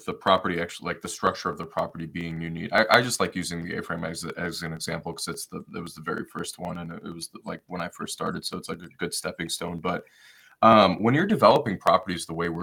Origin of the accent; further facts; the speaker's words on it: Detroit, Michigan, United States; moved away; I'm originally from Detroit, Michigan